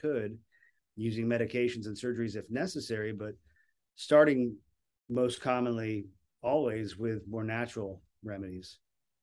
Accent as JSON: {"language": "English", "region": "Florida", "country": "United States", "said": "I'm from Florida."}